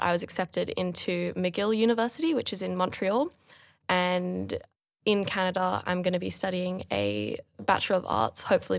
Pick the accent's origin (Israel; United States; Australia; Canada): Australia; Sydney, New South Wales; I was born and raised in Sydney. I've always lived here, but I'm a dual US and Australian citizen. Both my parents were born in the States.